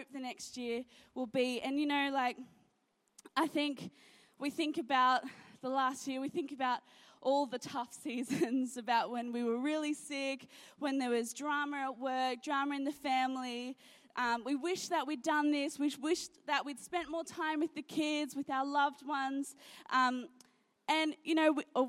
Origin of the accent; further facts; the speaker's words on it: Gold Coast, Queensland, Australia; also born or lived in Sydney; I've moved around a lot in my life. I was born in Sydney, moved to the Gold Coast, and then my parents sort of changed jobs a lot, and so we moved all around the Gold Coast